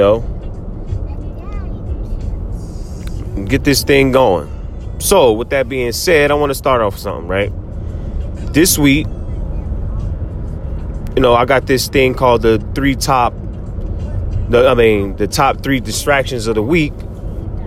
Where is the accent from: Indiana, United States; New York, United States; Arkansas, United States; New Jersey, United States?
New Jersey, United States; I'm from Jersey. 1,000,000%, born and raised